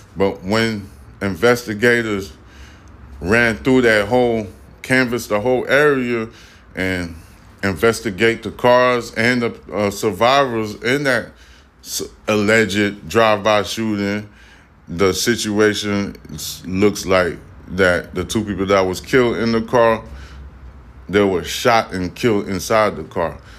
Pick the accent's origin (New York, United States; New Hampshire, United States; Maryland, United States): New York, United States; I'm from New York